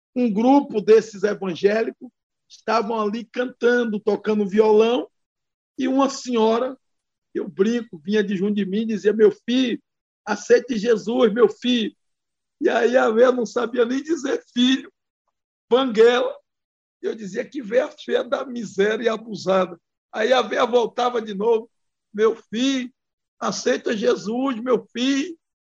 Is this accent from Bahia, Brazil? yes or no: yes; Bahia, Brazil; also born or lived in Brasília; venho da Bahia